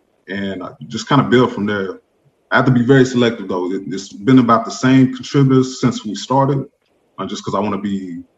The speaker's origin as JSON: {"language": "English", "country": "United States", "tie": "born or raised there", "said": "I am American, born and raised, you know, whole family and all."}